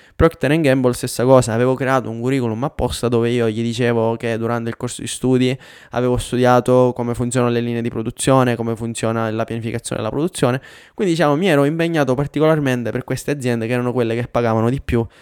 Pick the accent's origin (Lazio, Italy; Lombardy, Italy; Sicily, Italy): Sicily, Italy; Catania; moved away as an adult; also born or lived in Pavia / Milan; now in Denmark; il mio trasferimento dalla Sicilia a Milano dopo la laurea